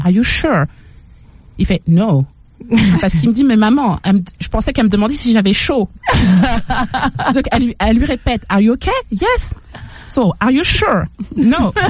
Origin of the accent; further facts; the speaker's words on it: Paris, Île-de-France, France; moved away as an adult; also born or lived in Saint-Augustin, Charente-Maritime; now in England; Je suis née à Paris. J'ai fait euh, toute mon adolescence à Paris.